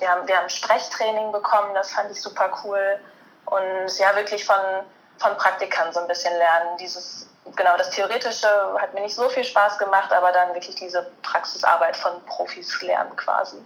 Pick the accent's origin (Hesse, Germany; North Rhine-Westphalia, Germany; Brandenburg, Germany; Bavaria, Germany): North Rhine-Westphalia, Germany; near Cologne; ich komme gebürtig aus der Nähe von Köln, studiere jetzt gerade in Köln